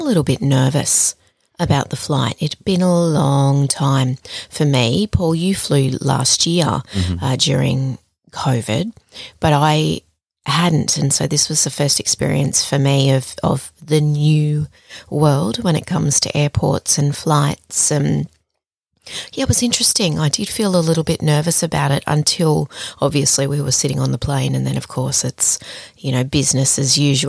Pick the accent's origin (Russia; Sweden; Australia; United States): Australia; being an Aussie